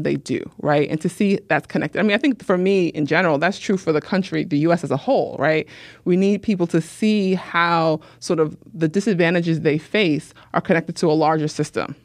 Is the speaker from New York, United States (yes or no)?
yes; New York City, New York, United States; I grew up Muslim in New York City